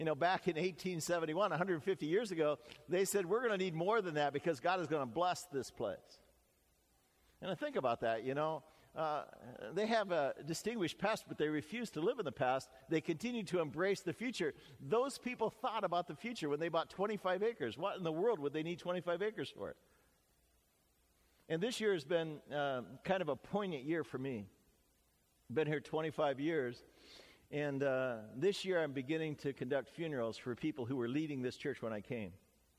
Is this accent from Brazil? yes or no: no; Canada; even though I'm Canadian, America is really the world's only great superpower.